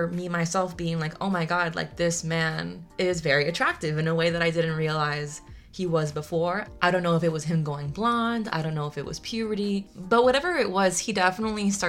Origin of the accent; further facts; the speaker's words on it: United States; we're coming from America and we're coming from our, you know, Latinx